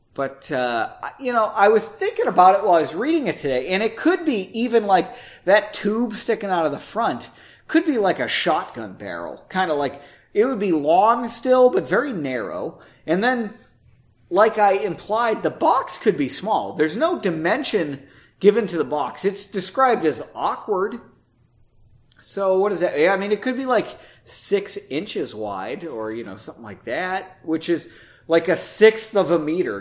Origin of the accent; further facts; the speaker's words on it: United States; as an American citizen